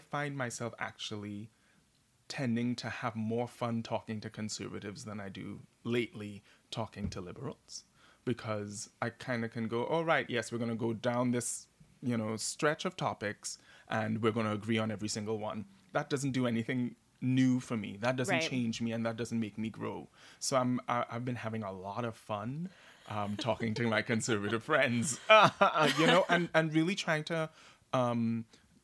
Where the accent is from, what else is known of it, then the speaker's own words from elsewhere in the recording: Trinidad & Tobago; now in New York City, United States; a gay boy growing up in Trinidad and Tobago, or as a black man living in America